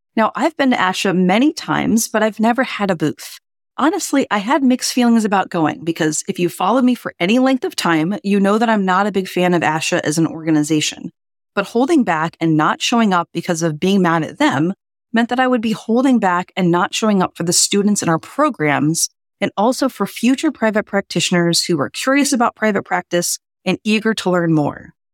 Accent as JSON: {"language": "English", "town": "New Orleans", "region": "Louisiana", "country": "United States", "tie": "born or raised there", "moved": "yes", "lives_now": "Boston, United States", "said": "my hometown of New Orleans"}